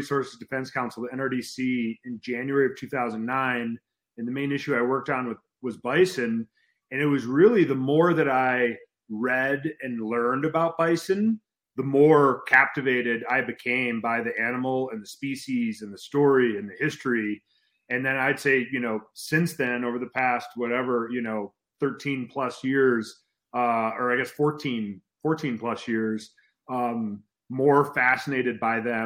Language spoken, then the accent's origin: English; Chicago, Illinois, United States; moved away; I grew up in suburban Chicago